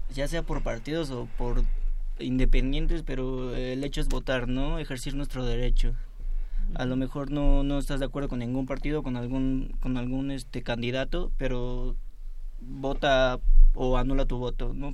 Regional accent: Mexico; todos nosotros como mexicanos, como jóvenes

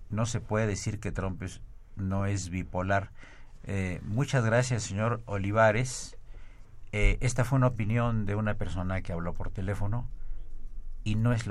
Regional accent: Mexico; el que no juega su papel en defensa de México, o los que no juegan son somos los propios mexicanos.

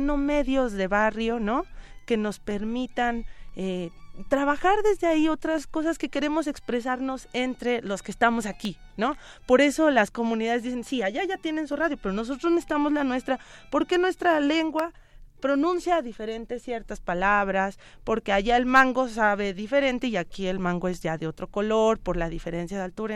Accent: Mexico; todas y todos como mexicanos

